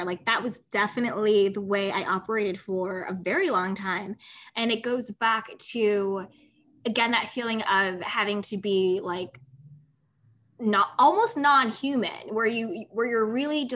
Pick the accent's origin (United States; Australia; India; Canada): United States; I'm American